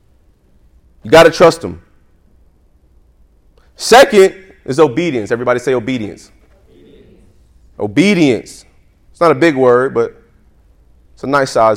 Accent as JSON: {"language": "English", "region": "New York", "country": "United States", "said": "I'm from New York"}